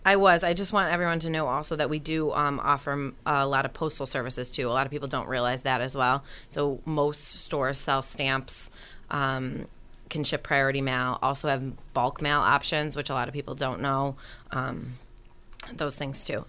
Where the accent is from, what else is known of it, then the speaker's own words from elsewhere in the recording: Rochester, New York, United States; moved away as an adult; now in Buffalo, United States; I'm from Rochester originally